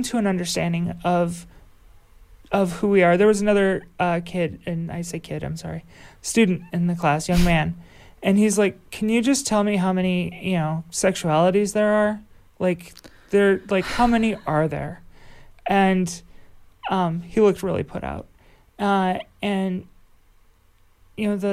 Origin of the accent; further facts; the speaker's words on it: United States; moved away; I come from up by Chicago